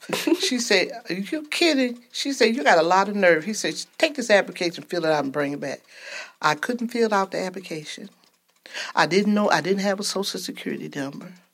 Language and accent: English; Georgia, United States; moved away; also born or lived in Flint, Michigan / Ypsilanti, Michigan; I'm originally from Georgia. My parents migrated to Flint, and from there to Ypsilanti